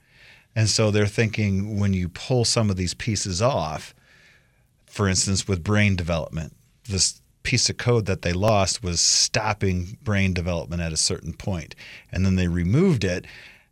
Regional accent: Midwest, United States; now in Idaho, United States; growing up in the Midwest

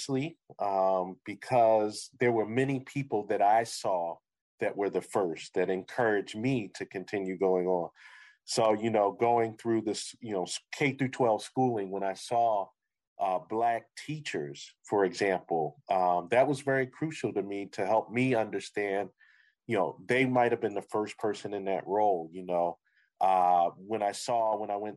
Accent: Philadelphia, Pennsylvania, United States; moved away as an adult; now in Syracuse, United States; I grew up in Philadelphia

